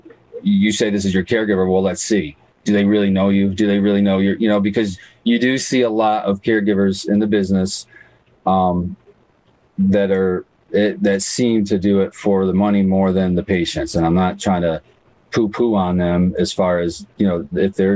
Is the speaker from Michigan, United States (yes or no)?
yes; Jackson, Michigan, United States; I'm from Jackson